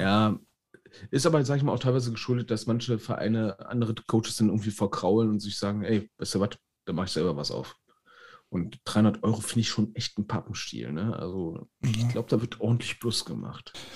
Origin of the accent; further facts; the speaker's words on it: Berlin, Germany; Ich als Berliner